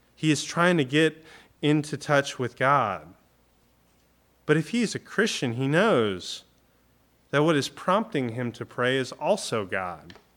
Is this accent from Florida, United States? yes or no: yes; Florida, United States; growing up in Florida